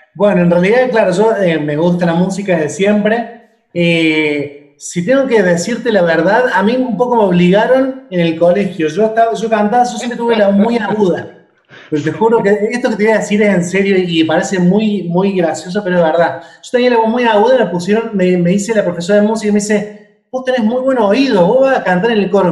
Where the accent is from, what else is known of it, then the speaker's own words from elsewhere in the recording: Córdoba, Argentina; now in Buenos Aires, Argentina; no soy de Buenos Aires, si me notó un acento porque soy de Córdoba Capital, que es una provincia